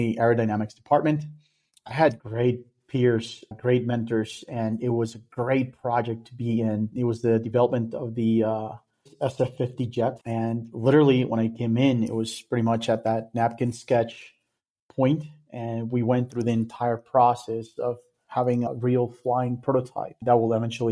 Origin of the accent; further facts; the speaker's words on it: Colombia; moved away as an adult; also born or lived in Daytona Beach, United States; I'm from Colombia